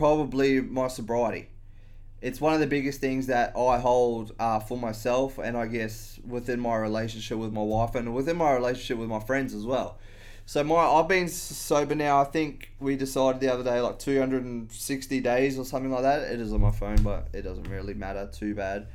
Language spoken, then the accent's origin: English; Australia; I've always been around alcohol as an Australian